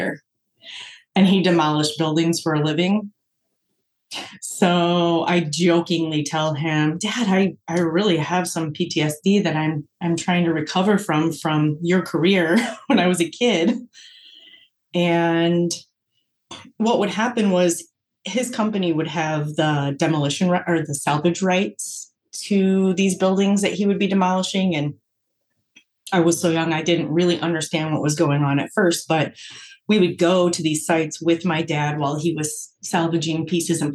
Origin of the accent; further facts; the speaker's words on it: La Porte, Indiana, United States; I grew up in LaPorte, Indiana. And actually, 43 years later, I still live there